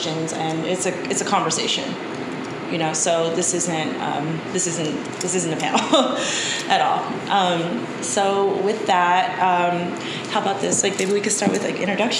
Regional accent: Anchorage, Alaska, United States; moved away; I'm from Anchorage, Alaska, originally, but my father is from East Oakland. He's African American, and my mom is from Japan, and they met in Alaska. So growing up in Alaska

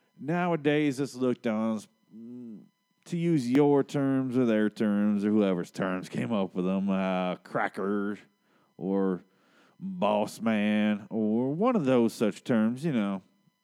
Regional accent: Gulfport, Mississippi, United States; Now, I come from Gulfport, Mississippi.

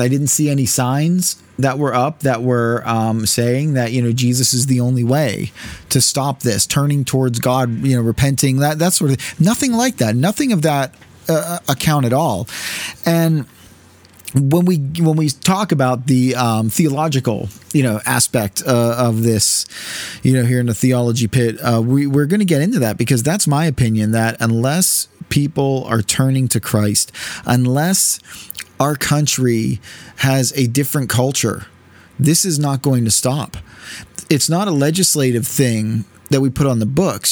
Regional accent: United States; as American citizens

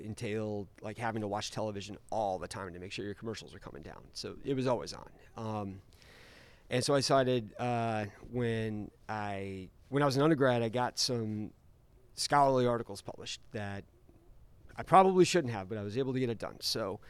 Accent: Omaha, Nebraska, United States; born there; I was born in Omaha.

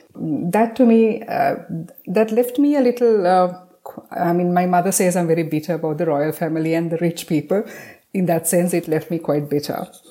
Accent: Sri Lanka; I'm from Sri Lanka

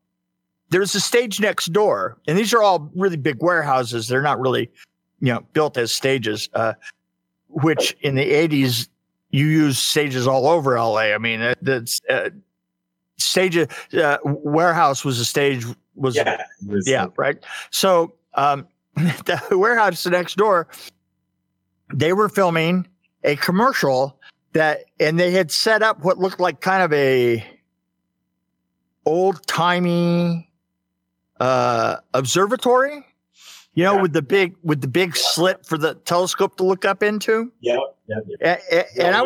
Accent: San Bernardino, California, United States; I was from San Bernardino

